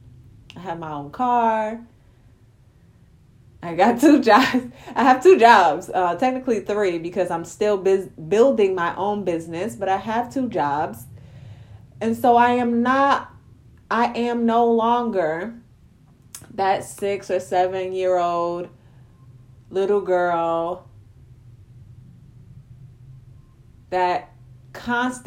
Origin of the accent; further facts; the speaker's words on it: New York City, New York, United States; When I was a little girl growing up in Brownsville, in Brooklyn, New York